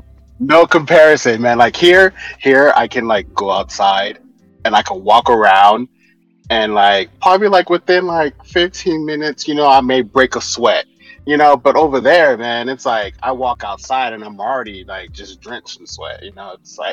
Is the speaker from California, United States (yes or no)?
yes; El Centro, California, United States; I'm from, you know, Southern California, you know, little town called El Centro, California, you know, little town, like, right by the border, you know, so giving a shout out to my hometown. You know, it's a place that you don't ever want to be in the summer because it's hot.